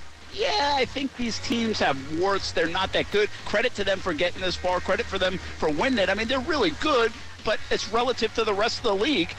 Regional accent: Philadelphia, Pennsylvania, United States; We're from Philly.

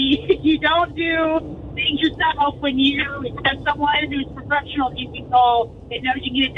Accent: DeBary, Florida, United States; from DeBerry.

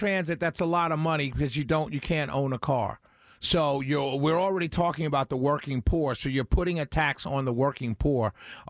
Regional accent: New York City, New York, United States; accent: New York; now in Mableton, United States; I'm a New Yorker through and through, sir.

